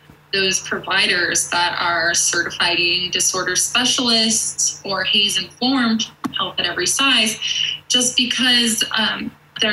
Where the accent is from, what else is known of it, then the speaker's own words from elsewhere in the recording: Connecticut, United States; now in Denver, United States; I'm from Connecticut and I live in Denver now